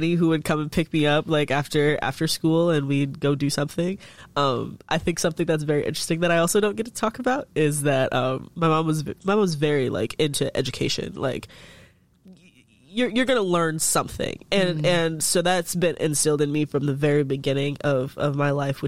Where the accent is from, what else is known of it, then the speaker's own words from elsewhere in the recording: Chicago, Illinois, United States; moved away; also born or lived in Coralville, Iowa; I was born in Chicago, Illinois, and to a single mother. That's my home girl. And I mean, we lived in Beverly, Illinois, which is essentially a suburb of Chicago